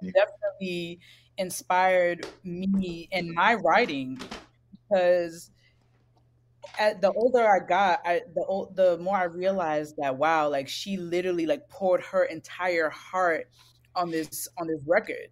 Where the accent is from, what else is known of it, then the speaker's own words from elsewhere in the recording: New York City, New York, United States; growing up in Brooklyn, I was raised in a single parent household